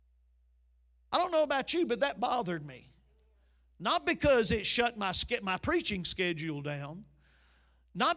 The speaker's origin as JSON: {"language": "English", "country": "United States", "said": "I'm from Chambers County"}